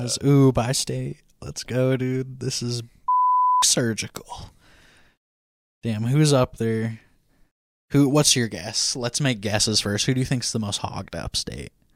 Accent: Washington, United States; Washington, my home state

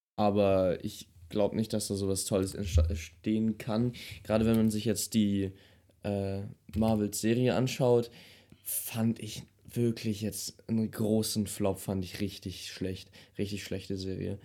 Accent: Germany; als Deutscher

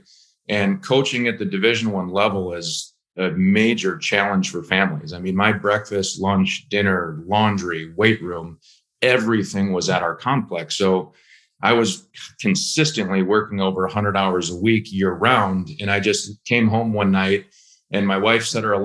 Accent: Minnesota, United States; moved away as an adult; just moved to Minnesota and hopped into real estate

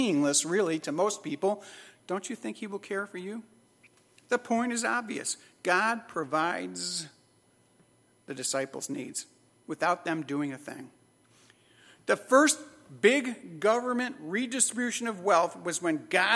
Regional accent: Chicago, Illinois, United States; As a kid growing up in Chicago, I grew up in a lower middle class home in Chicago.

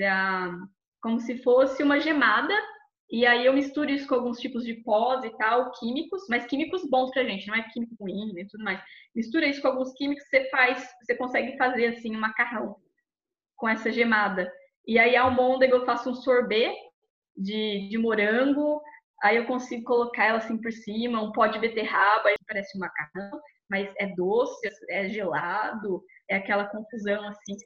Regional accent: Barretos, São Paulo, Brazil; moved away as an adult; also born or lived in Rio Claro; now in London, United Kingdom; eu sou de Barretos, interior de São Paulo, a famosa Texas brasileira

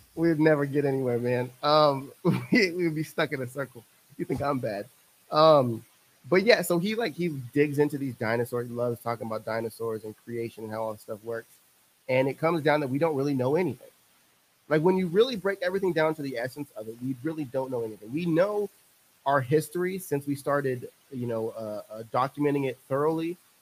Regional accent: central coast of California, United States; now in Texas, United States; I grew up central coast of California

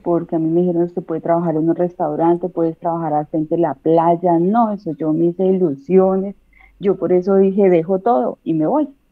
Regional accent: Colombia; moved away as an adult; now in Alicante, Spain; salí de Colombia, dejé a mi hijo

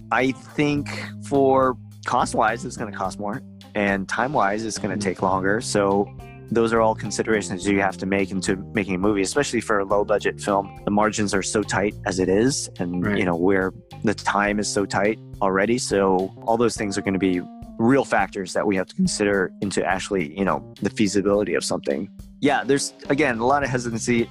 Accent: Seattle, Washington, United States; we're from Seattle

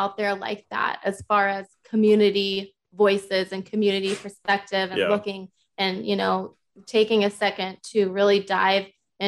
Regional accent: Massachusetts, United States; moved away as an adult; now in Oklahoma, United States; I live in Oklahoma now, but I come from Massachusetts originally. I lived there for 20 years before I came over here

